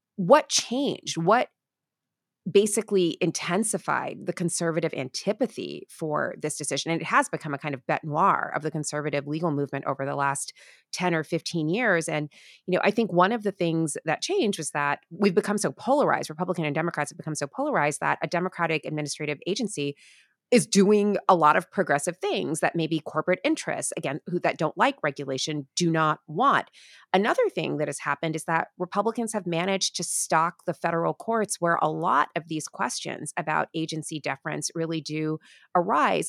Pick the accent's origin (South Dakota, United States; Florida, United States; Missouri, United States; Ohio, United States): Florida, United States; I'm from Florida